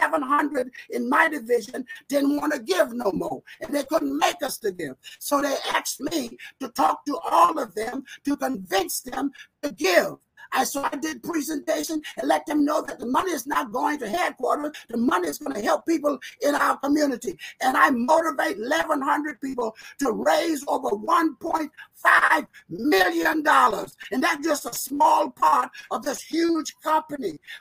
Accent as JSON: {"language": "English", "region": "South Carolina", "country": "United States", "tie": "born or raised there", "also_born_or_lived": "Rochester, New York", "moved": "as an adult", "said": "I was born on a plantation in South Carolina. It was so deep in South Carolina, it almost was the end of the world"}